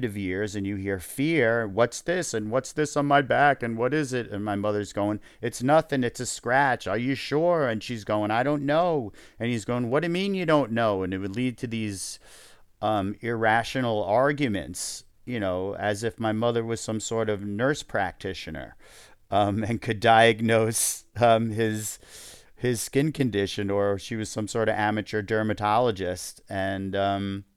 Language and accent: English; New York, United States; we're Jewish and from New York